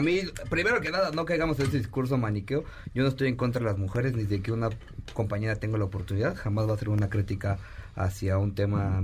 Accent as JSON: {"language": "Spanish", "region": "State of Mexico", "country": "Mexico", "said": "yo soy del Estado de México"}